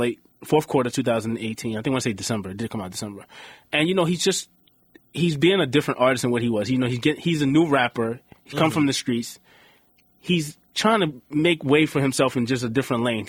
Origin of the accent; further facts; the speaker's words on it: New York City, New York, United States; also born or lived in East Elmhurst, Queens / Jackson Heights, Queens; I was born and raised in South Jamaica, Queens